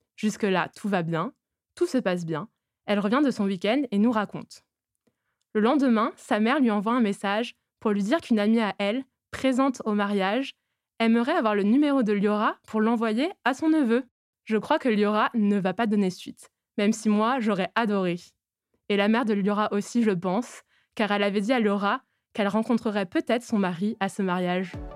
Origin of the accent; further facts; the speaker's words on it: Toulouse, Occitania, France; J'ai 23 ans et je suis originaire de Toulouse.